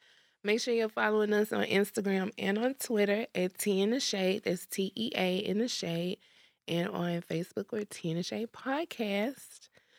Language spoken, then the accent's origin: English; Port Arthur, Texas, United States; I'm from Port Arthur, so Shad just feel more natural.